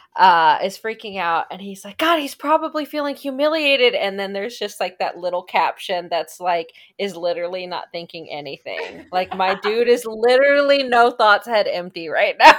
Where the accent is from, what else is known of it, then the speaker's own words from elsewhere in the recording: Kansas City, Missouri, United States; We're from Kansas City